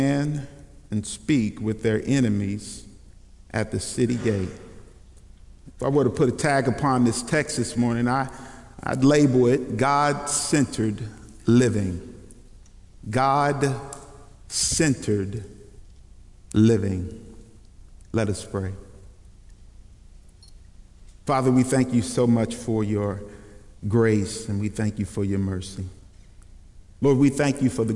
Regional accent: Kentucky, United States; moved away; also born or lived in Dallas, Texas; I was born in Kentucky

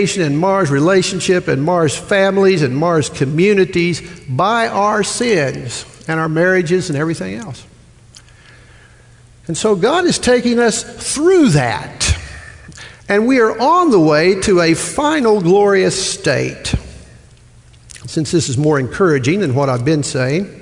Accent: Midwest, United States; moved away; I'm from the Midwest

